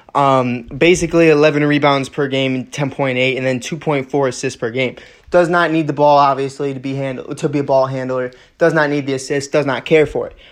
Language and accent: English; Chicago, Illinois, United States; Being from here, born and raised on the Northwest side